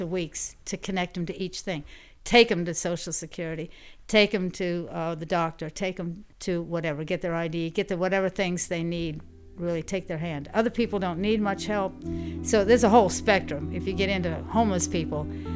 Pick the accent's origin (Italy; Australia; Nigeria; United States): United States; Louisville, Kentucky; also born or lived in Fort Wayne, Indiana / Virginia; now in Louisiana, United States; I was born in Fort Wayne, Indiana, but I only spent a year there. Basically grew up in Louisville, Kentucky. That's what I would relate to as home.